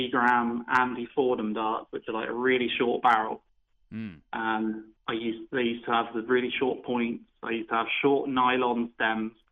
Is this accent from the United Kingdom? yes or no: yes; Holcombe Rogus, South West England, United Kingdom; I'm, not, I'm from Devon.